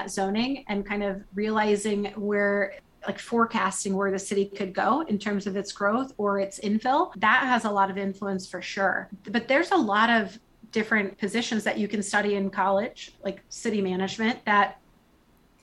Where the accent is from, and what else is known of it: Iowa, United States; born or raised there